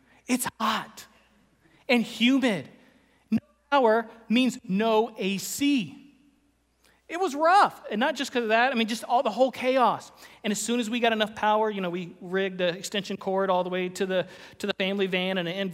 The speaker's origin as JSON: {"language": "English", "region": "Florida", "country": "United States", "tie": "born or raised there", "moved": "yes", "said": "I grew up in Florida."}